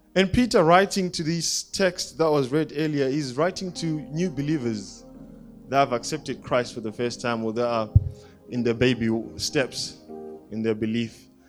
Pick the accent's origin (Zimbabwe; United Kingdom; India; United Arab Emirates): Zimbabwe; I grew up in Zimbabwe